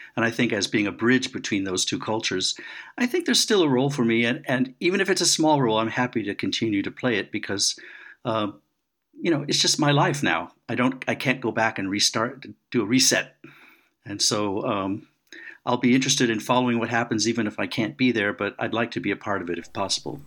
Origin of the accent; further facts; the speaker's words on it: United States; moved away; I'm an American